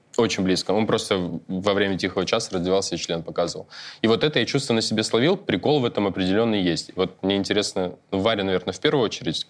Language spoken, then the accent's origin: Russian; Almaty, Kazakhstan; moved away; я учился в детстве в Алмате